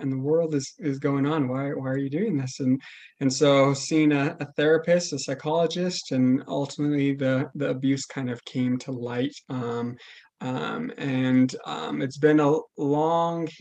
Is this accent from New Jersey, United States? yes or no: no; Logan, Utah, United States; also born or lived in Colorado; I grew up in Logan, Utah. I pretty much lived in Utah most of my life.